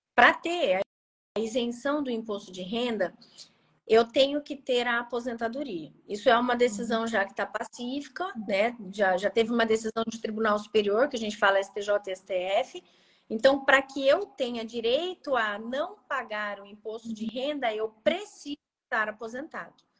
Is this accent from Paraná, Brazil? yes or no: yes; Maringá region, Paraná, Brazil; eu sou da região de Maringá, aqui no uhum. Paraná